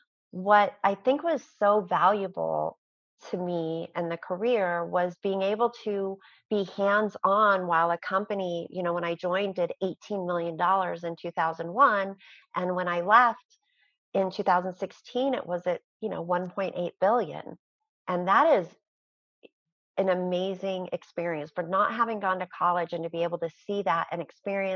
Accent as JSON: {"language": "English", "area": "outside of Chicago", "region": "Illinois", "country": "United States", "tie": "born or raised there", "moved": "yes", "lives_now": "Utah, United States", "said": "I was born outside of Chicago"}